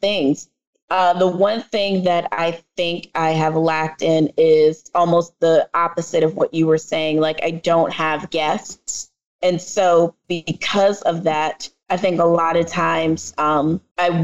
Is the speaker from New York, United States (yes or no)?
yes; New York City, New York, United States; accent: New York; my family is Jamaican, and I am from the Bronx